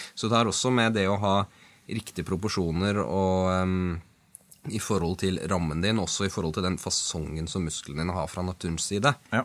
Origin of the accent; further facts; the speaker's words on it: Oslo, Norway; Jeg er fra Sankthanshaugen i Oslo